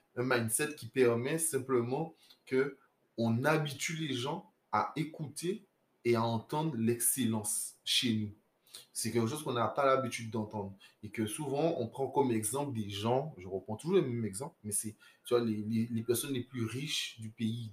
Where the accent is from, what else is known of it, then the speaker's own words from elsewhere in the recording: Guadeloupe; moved away; je, suis Guadeloupéen. Je suis Guadeloupéen et j'ai fait mon retour au pays